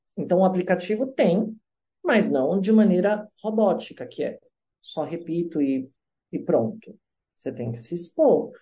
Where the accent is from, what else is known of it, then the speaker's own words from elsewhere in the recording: Brazil; moved away; sou do Brasil lá